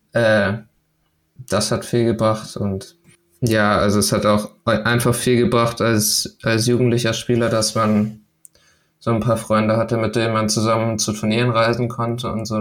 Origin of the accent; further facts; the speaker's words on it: Lübeck, Schleswig-Holstein, Germany; also born or lived in Denmark; Also ich komme ja aus Lübeck